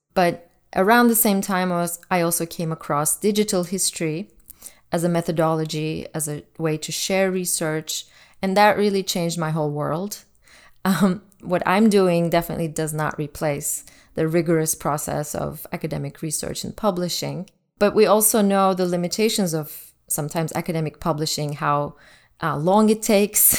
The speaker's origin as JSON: {"language": "English", "country": "Turkey", "tie": "born or raised there", "moved": "yes", "said": "Growing up in Turkey in the nineteen eighties"}